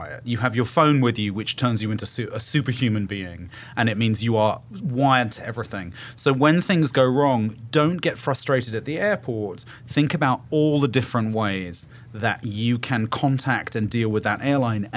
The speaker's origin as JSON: {"language": "English", "country": "United Kingdom", "moved": "as an adult", "lives_now": "United States", "said": "as a Brit. You know, I've been in America knocking on 20 years"}